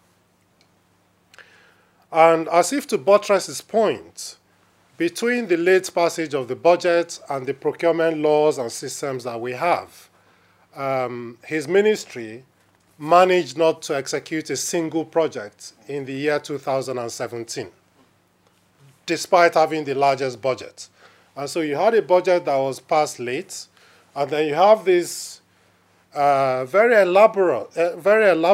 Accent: Nigeria; moved away; as a Nigerian

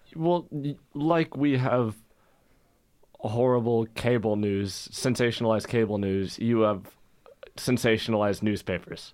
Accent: United States; as an American

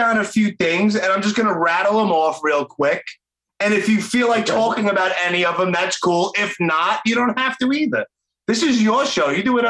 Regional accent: Brooklyn, New York, United States; I'm from Brooklyn. Fuck all the formalities.

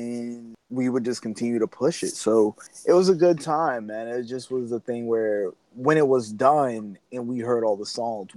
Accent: New York City, New York, United States; moved away as an adult; I'm from Brooklyn. I moved down here for school.

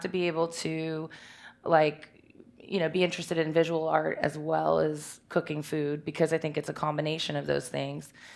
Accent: Richmond, Virginia, United States; I'm from Richmond, and, uh, I grew up here in the West End

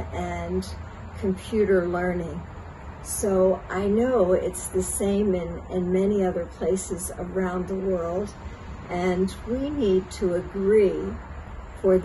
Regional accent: Pennsylvania, United States; I'm from Pennsylvania in the United States

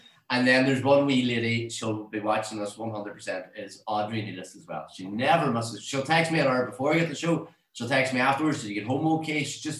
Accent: Castlefin, Ulster, Ireland; I'm from Castlefin originally.

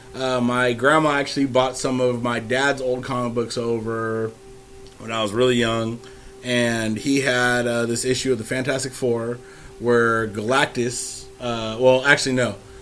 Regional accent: San Francisco, California, United States; I'm from Frisco

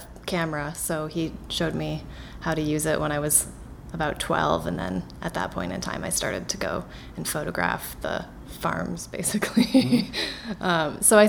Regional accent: Somersville, Connecticut, United States; There it's mostly tobacco farming and some corn. Not like it is in the Midwest here, but that town was what I knew when I was growing up

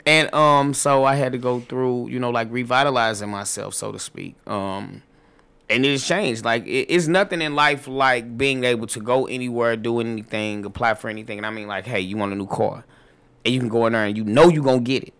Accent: St. Louis, Missouri, United States; moved away as an adult; now in Atlanta, United States; I'm, I'm originally from Saint Louis

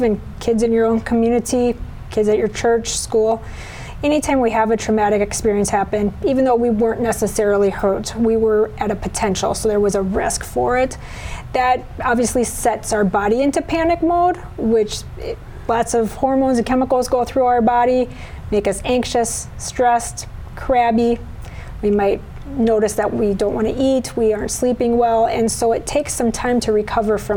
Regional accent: Brandon, South Dakota, United States; I'm a South Dakota native. I grew up in Brandon

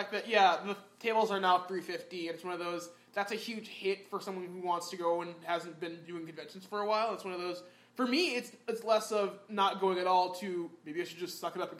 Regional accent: Midwest, United States; moved away; I'm from the Midwest.

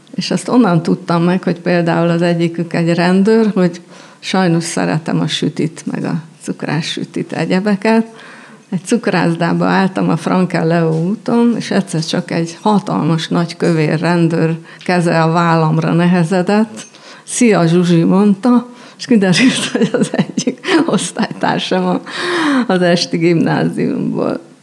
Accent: Budapest, Hungary; végig jártuk Budapest majd minden kerületét, és az általános iskolát négy, négy iskolába jártam

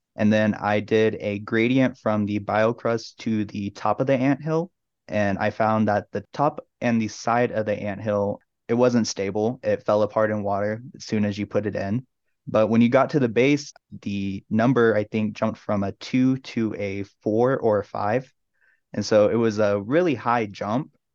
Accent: Tucson, Arizona, United States; also born or lived in Oklahoma; now in Durango, United States; I originally come from Oklahoma, but I grew up in Tucson, Arizona

